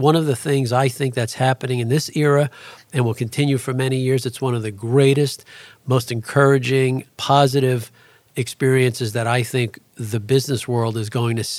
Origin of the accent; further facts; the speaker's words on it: Astoria, New York, United States; And it's how we grew up in Astoria, Queens.